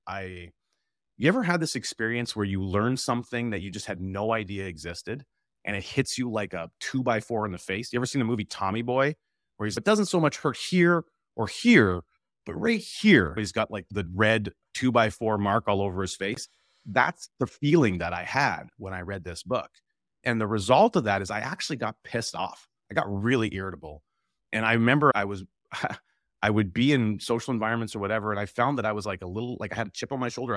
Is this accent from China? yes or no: no; Camrose, Alberta, Canada; I'm originally from the Edmonton area, actually, uh, Camrose, Alberta